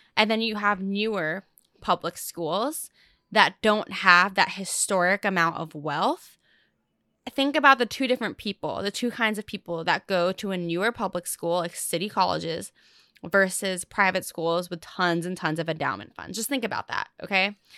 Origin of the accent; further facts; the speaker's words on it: Fullerton, California, United States; first language English; also born or lived in La Habra; I'm from Fullerton. I was born in La Habra